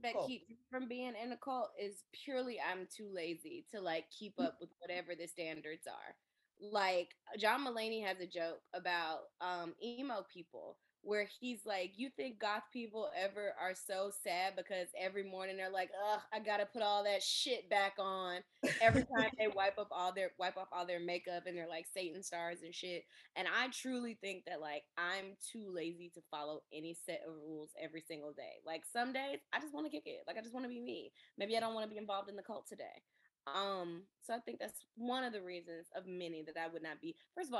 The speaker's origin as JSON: {"language": "English", "region": "Michigan", "country": "United States", "said": "I'm from Michigan."}